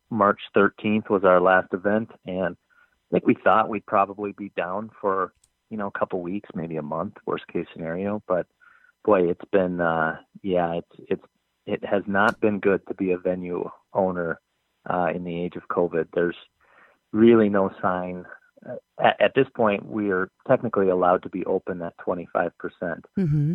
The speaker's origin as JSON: {"language": "English", "region": "Minnesota", "country": "United States", "tie": "born or raised there", "said": "I'm originally from Minnesota, born and raised, and I actually live in the neighborhood."}